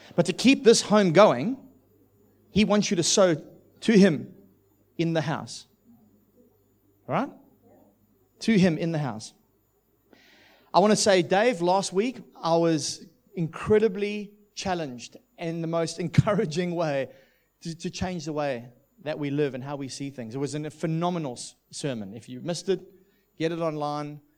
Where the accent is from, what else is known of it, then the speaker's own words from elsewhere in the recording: South Africa; also born or lived in United Kingdom; now in Australia; what I grew up with in South Africa.